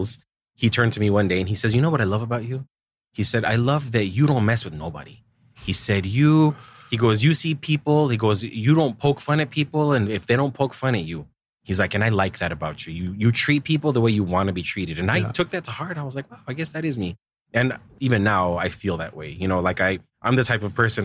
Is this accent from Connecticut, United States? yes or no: no; El Paso, Texas, United States; moved away as an adult; I was born into like the far west of Texas, right? A place called El Paso